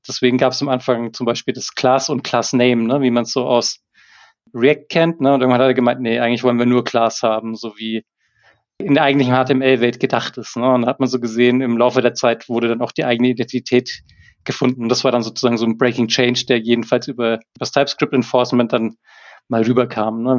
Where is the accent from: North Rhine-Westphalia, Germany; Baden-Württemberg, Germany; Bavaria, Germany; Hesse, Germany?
Bavaria, Germany; Erlangen; Ich komme aus Erlangen, bin Softwareentwickler hauptberuflich